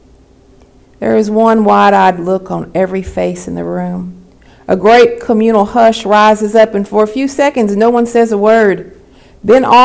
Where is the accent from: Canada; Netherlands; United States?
United States; Appalachia; I'm from Appalachia.